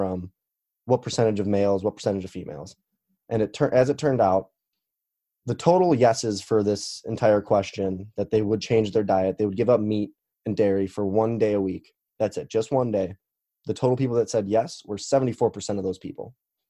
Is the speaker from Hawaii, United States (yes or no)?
no; Chicago, Illinois, United States; now in Missouri, United States; I am 24 and I currently live in Missouri, but I am from Chicago